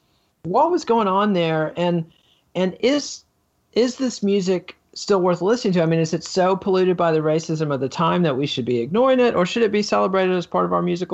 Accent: Texas, United States; Yeah, I'm a Texan myself and know this absolutely true.

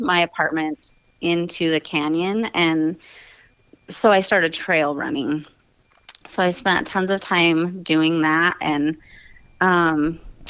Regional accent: Southeast Idaho, United States; I grew up in Southeast Idaho

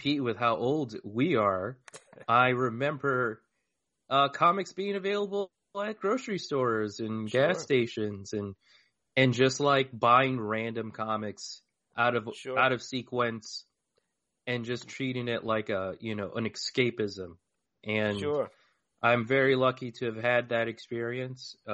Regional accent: Tucson, Arizona, United States; I'm born and raised fourth generation Tucsonan.

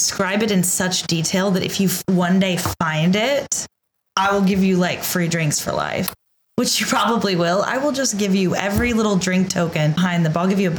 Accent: Oklahoma, United States; I'm from Oklahoma.

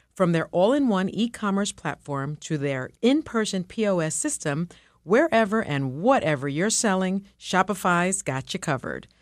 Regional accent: New York City, New York, United States; first language Spanish; English is a second language; I was born in the Bronx, projects and raised in the South Bronx projects

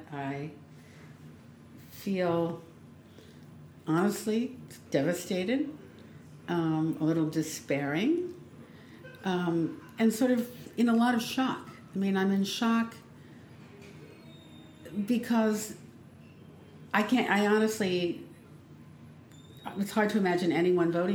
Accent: Washington, District of Columbia, United States; I grew up in Washington, D.C.

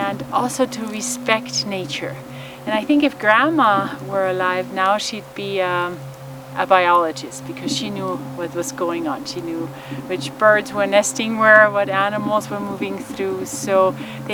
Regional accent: Germany; moved away as an adult; now in United States; as a child in Germany, growing up in Germany, post-World War II

